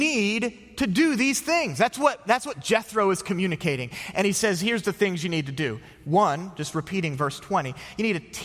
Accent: outside of Philadelphia, Pennsylvania, United States; moved away; I grew up outside of Philadelphia.

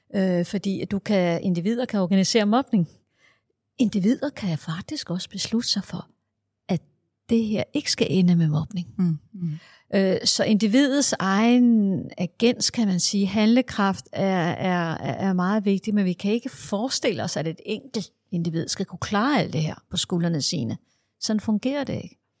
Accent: Denmark; Jeg er skoleforsker fra Danmark

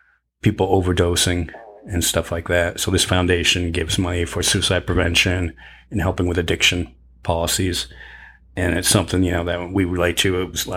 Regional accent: Manchester, New Hampshire, United States; one of my favorite bands … who we're also from Manchester, New Hampshire.

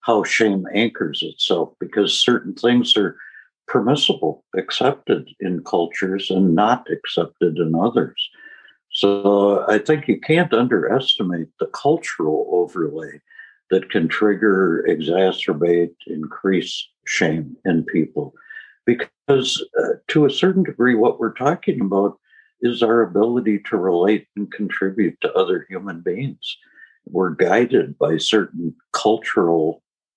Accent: United States; also born or lived in Switzerland; I was American

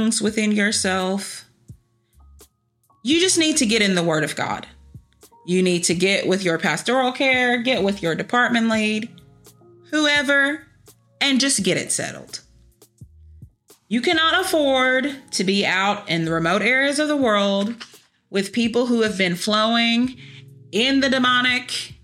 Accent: Kentucky, United States; I'm from Kentucky

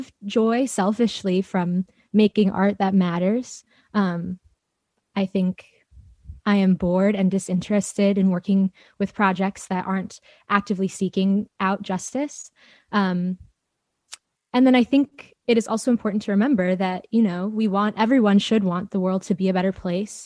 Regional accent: Chicago, Illinois, United States; moved away as an adult; now in Champaign, United States; I'm from Chicago, and I started in this organization called the Chicago Children's Choir when I was 8

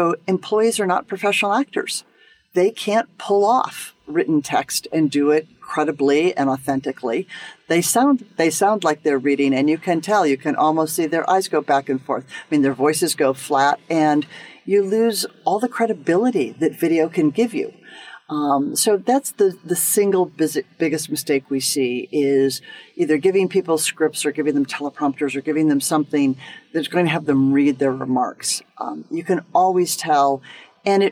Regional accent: United States; as an American

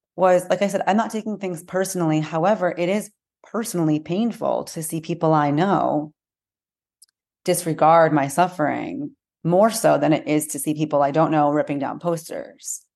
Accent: United States; I'm American, my family is Am-, and we're American here

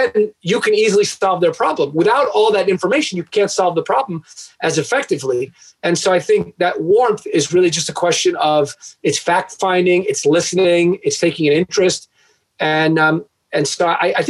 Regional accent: Long Island, New York, United States; moved away; also born or lived in Michigan; I wrote a local column in my town growing up in Long Island

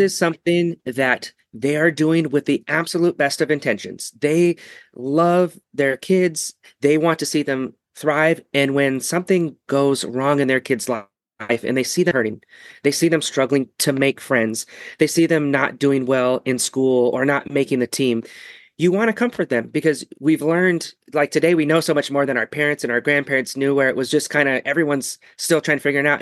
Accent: Ketchikan, Alaska, United States; moved away; eventually we went back to my hometown, that little Ketchikan, Alaska

